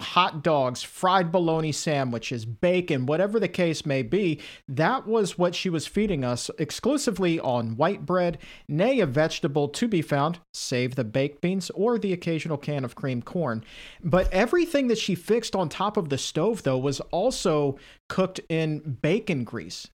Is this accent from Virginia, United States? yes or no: yes; Norfolk, Virginia, United States; growing up in Southern Virginia, in the Tidewater area, Norfolk, Virginia